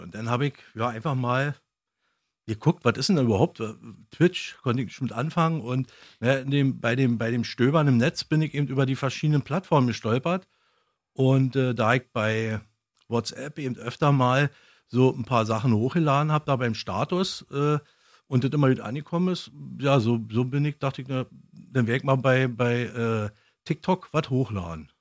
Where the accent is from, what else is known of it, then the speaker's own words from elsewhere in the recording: East Germany, Germany; Ich bin ja in der DDR aufgewachsen.